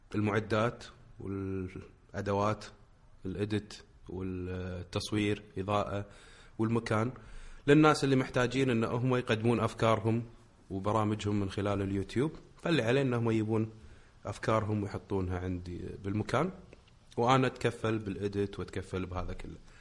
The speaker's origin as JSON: {"language": "Arabic", "country": "Kuwait", "said": "عندنا بالكويت"}